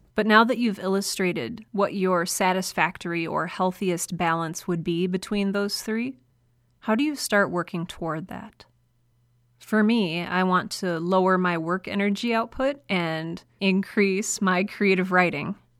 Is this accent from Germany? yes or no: no; United States; accent: American; I am an American.